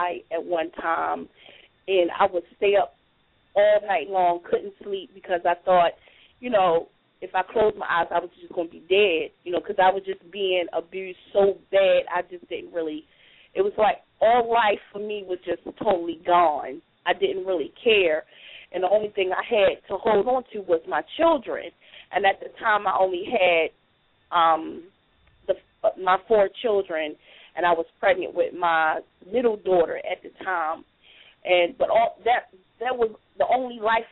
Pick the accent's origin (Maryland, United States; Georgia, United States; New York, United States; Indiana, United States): Maryland, United States; Baltimore; moved away as an adult; also born or lived in Richmond, Virginia; now in Durham, United States; I'm originally from Baltimore, Maryland